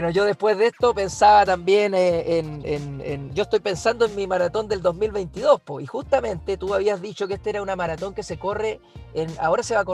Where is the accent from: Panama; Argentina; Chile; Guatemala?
Chile; siendo la mejor chilena y, la verdad, eh, la verdad es una experiencia inolvidable más allá del tiempo